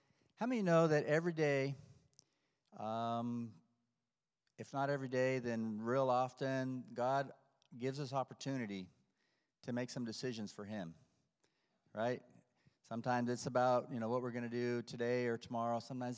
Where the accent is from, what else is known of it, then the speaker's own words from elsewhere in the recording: Peru; moved away; I did not grow up in the States. My wife did. I grew up in Peru. My mom and dad went to Peru, and they spent all of their lives doing a Bible translation down there.